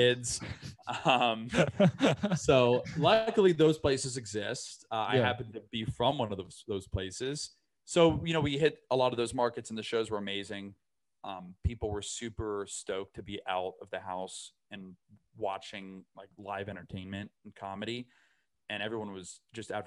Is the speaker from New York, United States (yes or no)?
no; Brandon, Florida, United States; I'm from it's not that bad of a town, but it's a town called Brandon, Florida.